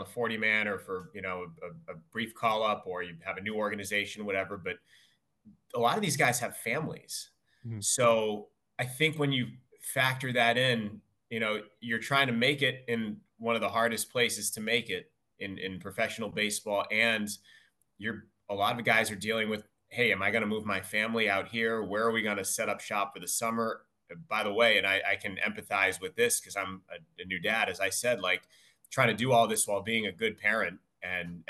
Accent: Worcester, Massachusetts, United States; also born or lived in Boston, Massachusetts; I'm from Worcester, Mass, and I grew up a diehard Red Sox fan

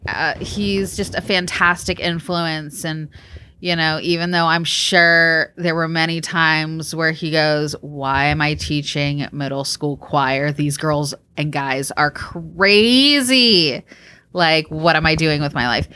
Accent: Georgia, United States; also born or lived in Texas; being a typical growing up in Georgia girl is through church and through school. Um, we grew up in an area I would definitely call the Bible Belt.

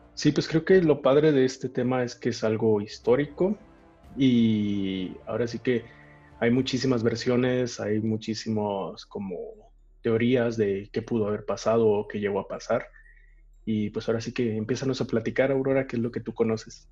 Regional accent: Mexico; nosotros como mexicanos

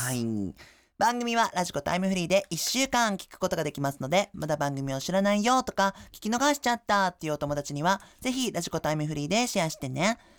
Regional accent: Okinawa, Japan; moved away; 沖縄出身の僕

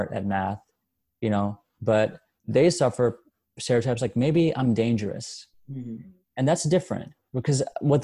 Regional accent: India; now in Dallas, United States; I was born in India

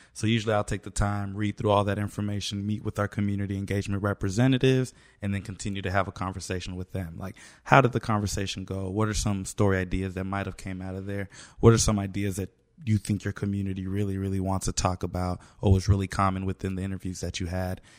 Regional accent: Kansas City, Kansas, United States; I'm from Wyandotte County, Kansas City, Kansas

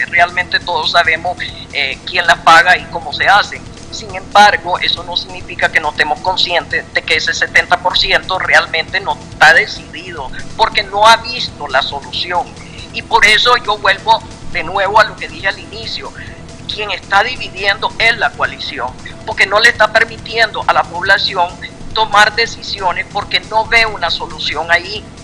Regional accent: Nicaragua; los nicaragüenses

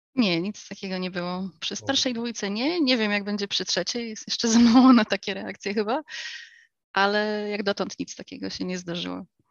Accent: United States; moved away; also born or lived in England; Ja dorastałam w Stanach

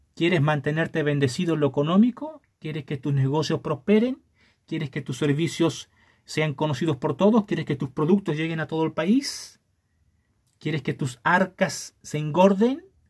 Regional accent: Chile; no seas mano de guagua, decimos en Chile

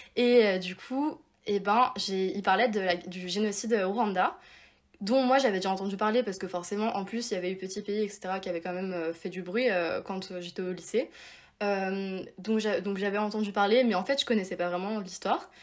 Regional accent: Évian-les-Bains, Auvergne-Rhône-Alpes, France; moved away as an adult; now in Paris, France; j'habite à Paris mais normalement je viens de Évian, donc comme l'eau du coup en Haute-Savoie

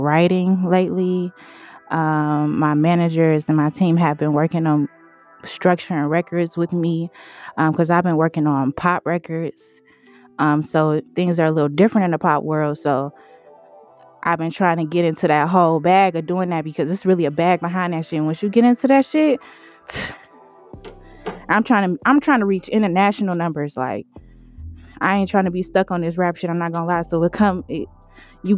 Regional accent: Detroit, Michigan, United States; also born or lived in Ypsilanti, Michigan; I'm from Detroit, Finkel, 4-1, baby. I was there till like, middle school.

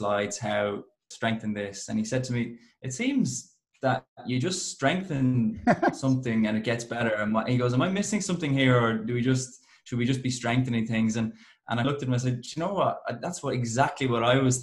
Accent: Ireland; accent: Irish; now in Melbourne, Australia; I am Irish

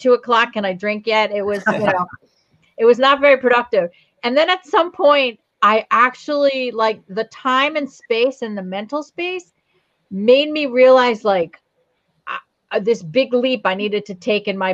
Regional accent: New Providence, New Jersey, United States; also born or lived in Verona, New Jersey; I grew up in New Providence. That's where I went to high school

